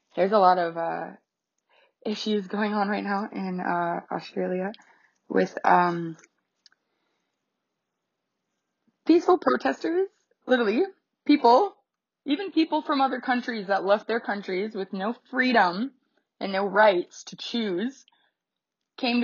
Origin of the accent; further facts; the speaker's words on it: Canada; 'cause I'm Canadian.